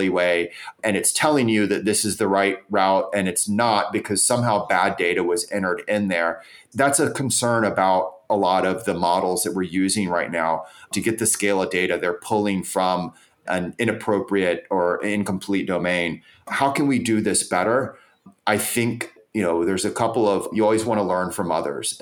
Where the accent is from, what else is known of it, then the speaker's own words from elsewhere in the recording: United States; I'm an American. I'm proud to be an American